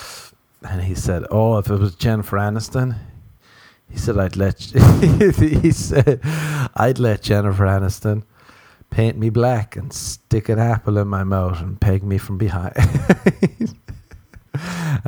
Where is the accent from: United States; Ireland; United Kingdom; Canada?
Ireland; growing up in Ireland